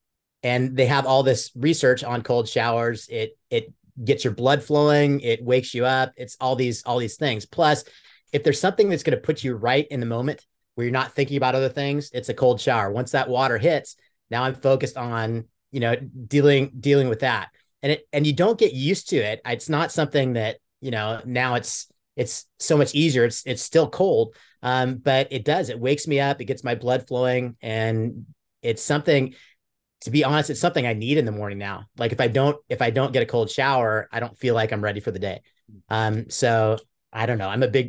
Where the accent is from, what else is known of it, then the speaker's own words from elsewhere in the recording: Mercer Island, Washington, United States; I grew up in Mercer Island, Washington, which is a kind of a white collar area, pretty affluent area.